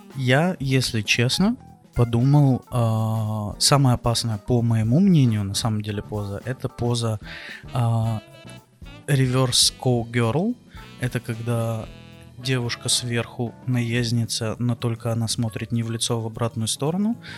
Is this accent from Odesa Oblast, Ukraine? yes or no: yes; Odesa, Odesa Oblast, Ukraine; Я из Одессы